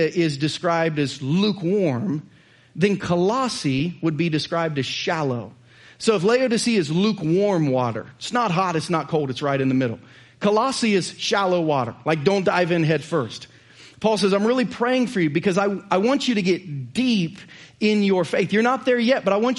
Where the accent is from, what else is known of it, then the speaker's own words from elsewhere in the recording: Southern Ohio, United States; moved away as an adult; also born or lived in Missouri; now in Lee's Summit, United States; I'm from Southern Ohio